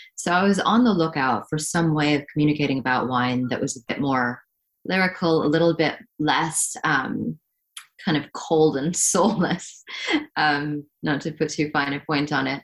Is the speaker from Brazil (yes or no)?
no; Hong Kong; moved away as an adult; growing up in Hong Kong